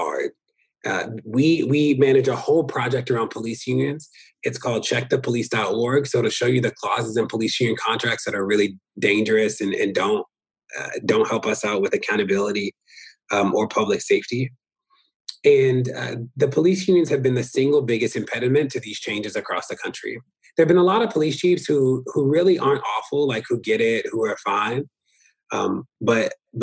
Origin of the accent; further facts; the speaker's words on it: Baltimore, Maryland, United States; also born or lived in Minneapolis / New York; I'm from Baltimore and still am a resident of Baltimore